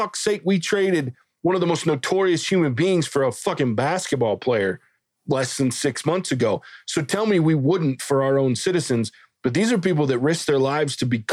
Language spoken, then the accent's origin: English; the South, United States; I'm a redneck from the South.